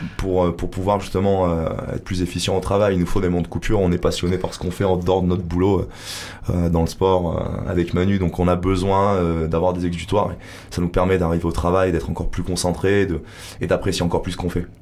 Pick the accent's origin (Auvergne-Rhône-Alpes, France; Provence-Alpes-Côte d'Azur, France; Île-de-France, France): Auvergne-Rhône-Alpes, France; Grenoble; moved away as an adult; now in Hossegor, France; je viens de Grenoble, j'étais dans le commerce. je me suis installé là il y a quelques années